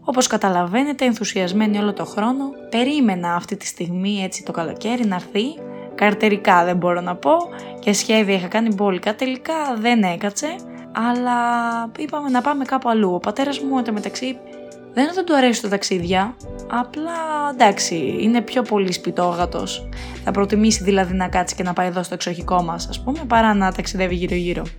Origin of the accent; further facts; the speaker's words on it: Athens, Attica, Greece; Εγώ είμαι από την Αθήνα